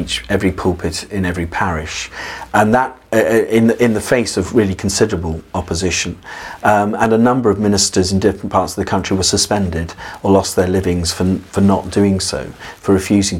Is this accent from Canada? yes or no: no; England, United Kingdom